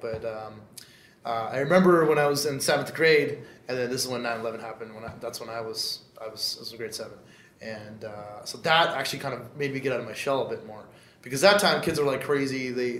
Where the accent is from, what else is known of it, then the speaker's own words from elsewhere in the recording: Canada; English is a second language; I didn't know a lick of English.